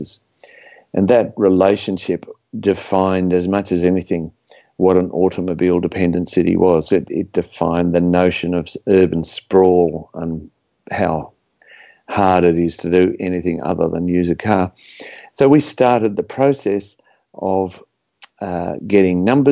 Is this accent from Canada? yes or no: no; Australia; I was grew up as an Australian suburban person